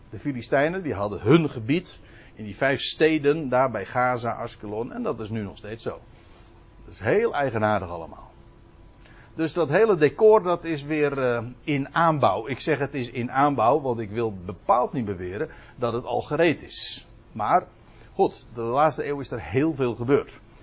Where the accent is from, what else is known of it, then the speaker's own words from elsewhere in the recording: South Holland, Netherlands; Zuid-Holland. Maar daar hoor ik zelf dus bij